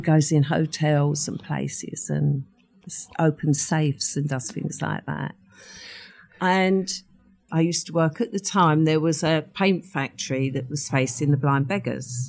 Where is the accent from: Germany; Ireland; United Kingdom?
United Kingdom; London; accent: Cockney; also born or lived in Ilford; we moved to the East End when I was four